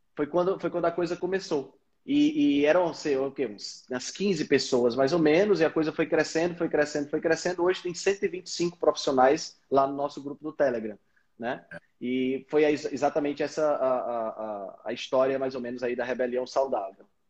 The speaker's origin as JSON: {"language": "Portuguese", "region": "Northeast Region", "country": "Brazil", "said": "sou daqui do Nordeste do Brasil, estou aqui em Fortaleza"}